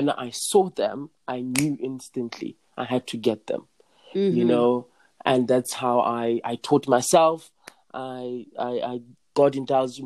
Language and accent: English; the Vaal, Gauteng, South Africa; I'm like from the Vaal. It's like the lower part, like the south part of Gauteng